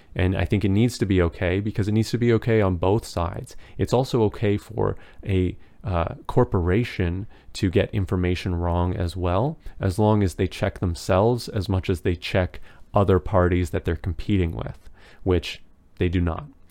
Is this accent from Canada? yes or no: yes; Canada; As a Canadian